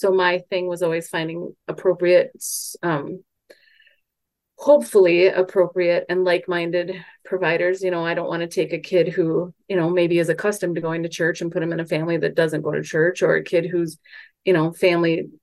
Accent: Mankato, Minnesota, United States; I'm from Mankato

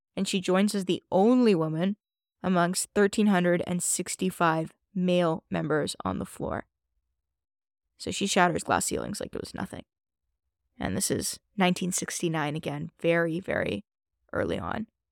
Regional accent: Toronto, Ontario, Canada; I grew up in Toronto

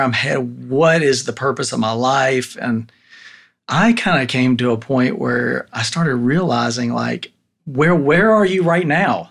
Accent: Tennessee, United States; I was born and raised in Tennessee

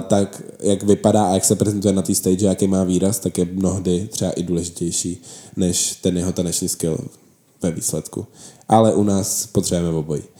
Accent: Czechia; my jsme Češi

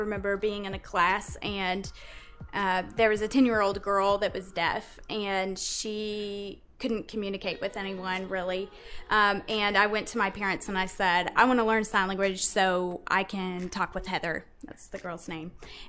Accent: Chattanooga, Tennessee, United States; moved away as an adult; also born or lived in New York; now in Bowling Green, United States; I was born and raised in Chattanooga, Tennessee

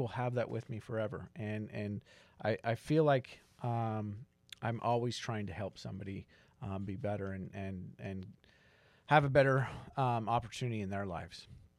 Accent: Salt Lake City, Utah, United States; I grew up in Utah. Salt Lake City suburb area, and very conservative, life, and really didn't think, about life outside of Utah.

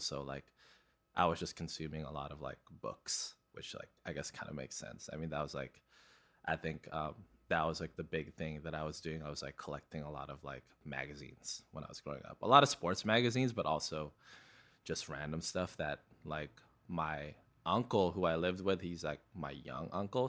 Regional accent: Vancouver, British Columbia, Canada; born or raised there; also born or lived in Philippines / Burnaby

